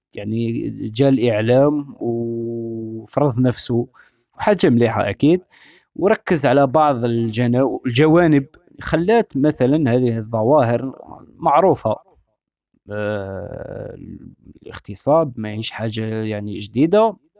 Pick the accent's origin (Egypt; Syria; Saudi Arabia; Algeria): Algeria; احنا في بلادنا الجزائر